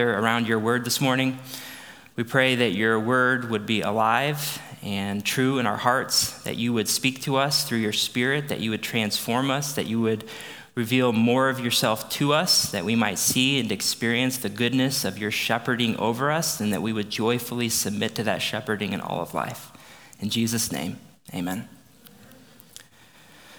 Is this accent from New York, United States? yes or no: no; Aledo, Illinois, United States; also born or lived in St. Louis, Missouri; I grew up in Aledo, which is where we moved back.